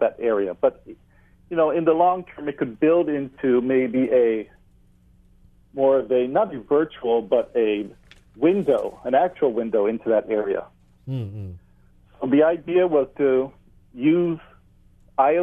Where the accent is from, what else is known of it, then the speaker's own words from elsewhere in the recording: Hawaii, United States; being a Hawaiian and being part of a hui here on Maui